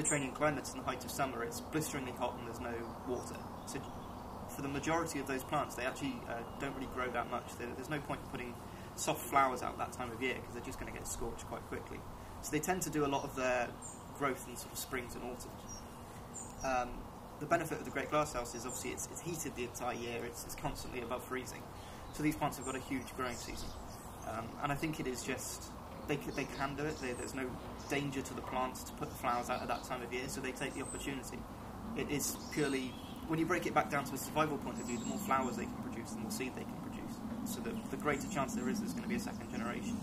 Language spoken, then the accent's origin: English; Ammanford, Wales, United Kingdom; I'm from Ammanford, which is a lot lower down, it's near a river, it's a lot warmer